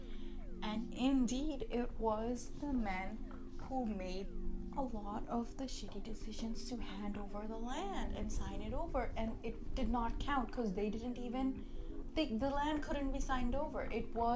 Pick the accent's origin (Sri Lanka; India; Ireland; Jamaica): India; now in Canada; we consider as Indian people